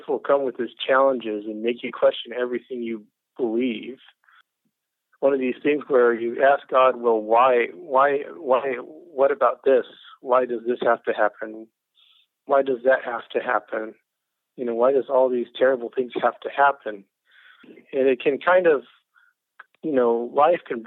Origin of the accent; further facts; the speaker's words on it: Southern Illinois, United States; now in Greenville, United States; I grew up in Southern Illinois in a Christian family.